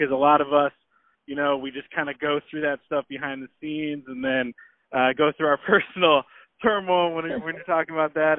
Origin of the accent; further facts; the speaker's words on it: Portland, Oregon, United States; I'm from Portland